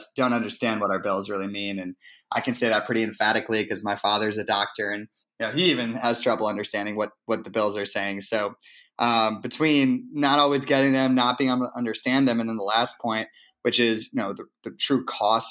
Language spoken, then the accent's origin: English; Shaker Heights, Ohio, United States; also born or lived in Vermont / New York; my hometown of Cleveland